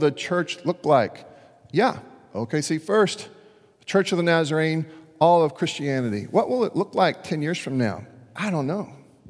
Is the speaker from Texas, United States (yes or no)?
yes; Dallas, Texas, United States; Now, this actually happened to my chosen hometown team. I grew up in Dallas for a little while and became a Rangers fan